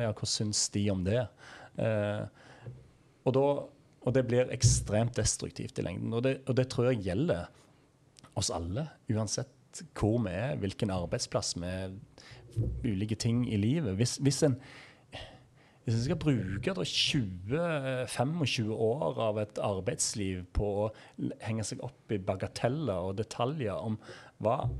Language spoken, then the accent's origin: Norwegian; Egersund, Rogaland, Norway; oppveksten i Egersund